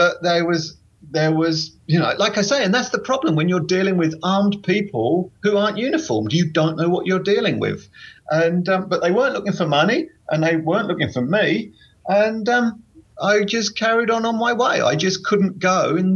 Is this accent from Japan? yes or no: no; England, United Kingdom; England, from England